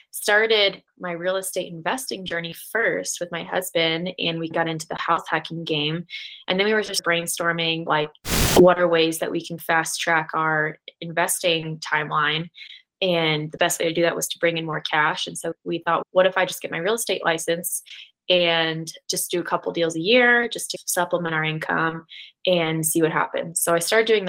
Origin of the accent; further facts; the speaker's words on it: Florida, United States; moved away as an adult; now in Denver, United States; I'm originally from Florida and moved out here with my husband